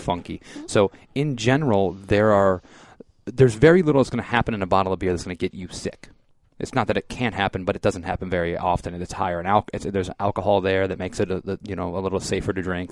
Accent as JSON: {"language": "English", "region": "Michigan", "country": "United States", "moved": "yes", "lives_now": "Florida, United States", "said": "I'm from Michigan originally"}